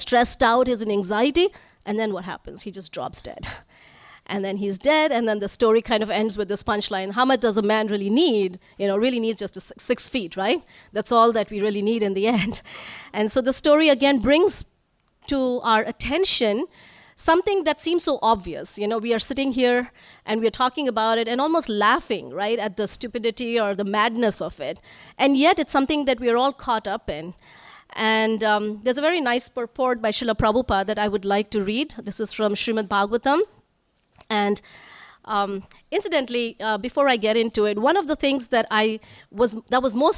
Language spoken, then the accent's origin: English; Northeast India, India; moved away; I'm from Northeast India, where it would always rain.